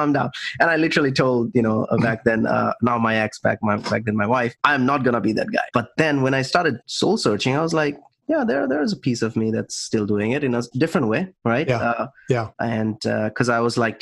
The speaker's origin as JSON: {"language": "English", "country": "India", "tie": "born or raised there", "moved": "yes", "said": "growing up in India for us, it's like, you got to go to college, either engineer or doctor, and 80s kids"}